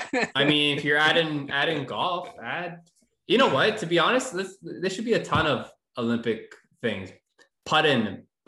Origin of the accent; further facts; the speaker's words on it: Canada; Even though I am Canadian, so you would think I'd be more into that. Although I am Italian, so you could say I'm European.